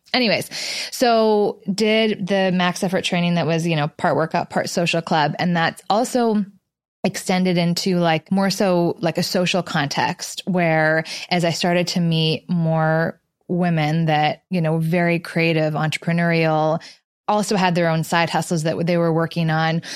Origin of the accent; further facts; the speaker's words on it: Canada; moved away as an adult; also born or lived in Los Angeles, United States; now in New York, United States; So I grew up in Canada, went to school in Los Angeles, and I moved to New York.